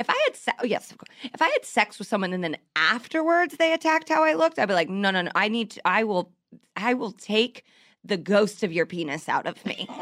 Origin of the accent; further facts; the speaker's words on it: Indianapolis, Indiana, United States; The Indianapolis Star, my hometown newspaper